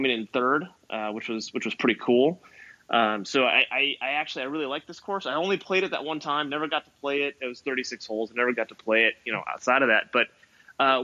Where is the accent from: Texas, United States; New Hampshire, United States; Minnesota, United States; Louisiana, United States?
Minnesota, United States; Minneapolis; now in California, United States; I grew up in Minneapolis